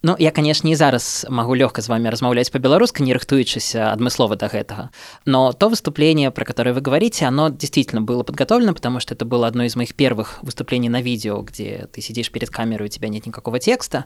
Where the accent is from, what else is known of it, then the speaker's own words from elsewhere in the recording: Minsk, Belarus; first language Russian; now in Russia; я сам родом из Минска. Не уверен, что это слышно по моей речи, хотя несколько аспектов, отличающих мою речь от московской речи, есть